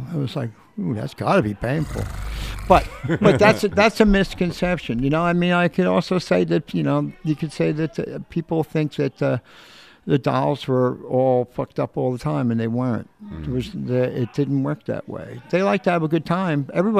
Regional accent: New York City, New York, United States; also born or lived in Newark, United States; I was actually born across the river in New Jersey.

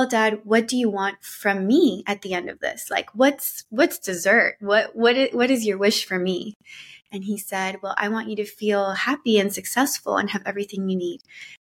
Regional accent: Miami, Florida, United States; also born or lived in Colombia; my family moved to Miami when I was around 8 years old. So I grew up in Miami

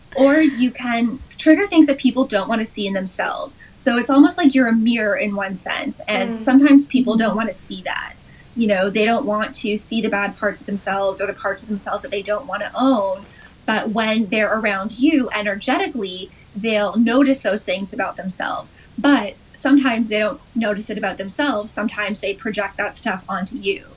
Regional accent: just outside of Toronto, Ontario, Canada; also born or lived in South Korea / Dubai / Western Canada / California; I grew up just outside of Toronto

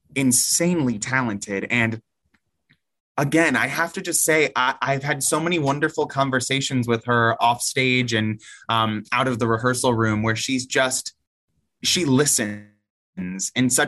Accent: St. Louis, Missouri, United States; I'm a St. Louis native. Like I said, this is my hometown, but New York is my home away from home.

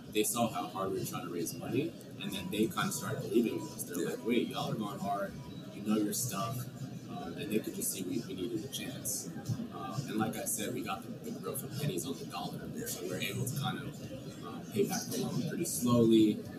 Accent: New York, United States; now in Oregon, United States; we're originally from New York. Yep. We moved out to Oregon

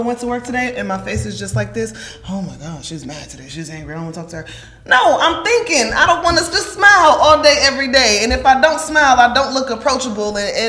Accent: Atlanta, Georgia, United States; I'm from Atlanta. I don't just talk to strangers.

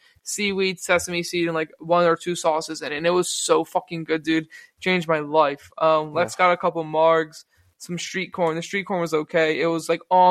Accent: New Jersey, United States

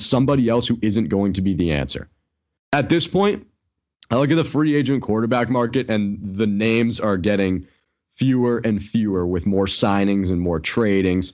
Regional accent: Boston, Massachusetts, United States; we're from Boston.

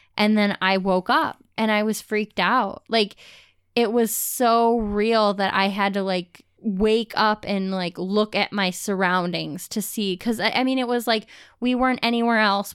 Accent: Ohio, United States; we've lived in Ohio, we grew up in Ohio

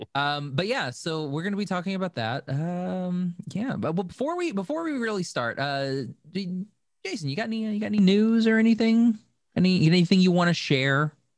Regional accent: United States; I'm American

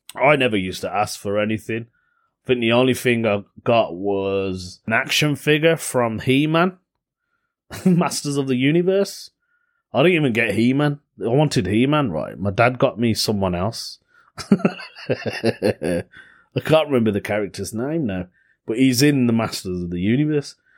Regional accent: Belfast, Northern Ireland, United Kingdom; accent: Belfast; my Belfast accent

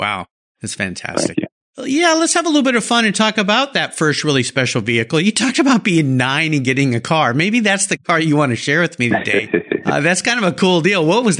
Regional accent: California, United States; now in Washington, United States; I grew up in California

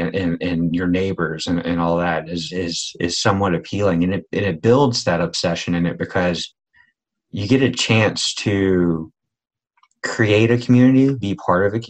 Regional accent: Eastern North Carolina, United States; I was born in Eastern North Carolina

